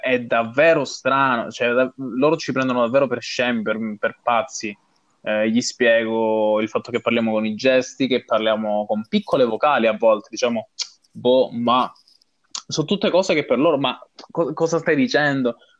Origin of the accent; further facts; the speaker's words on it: Calabria, Italy; moved away as an adult; now in Dublin, Ireland; al mio paesino, a, alla Calabria in generale